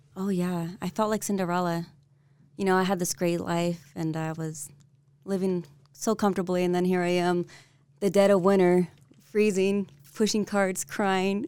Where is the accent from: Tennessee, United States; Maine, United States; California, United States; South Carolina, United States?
California, United States; San Diego; moved away as an adult; also born or lived in North Dakota; now in Utah, United States; Born and raised in San Diego, California.